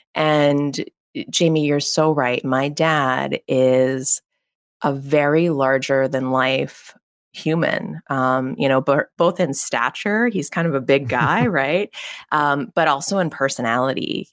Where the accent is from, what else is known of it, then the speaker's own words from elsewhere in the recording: McKees Rocks, Pennsylvania, United States; I'm from a very small suburb in, uh, Pittsburgh, Pennsylvania. It's called McKees Rocks, P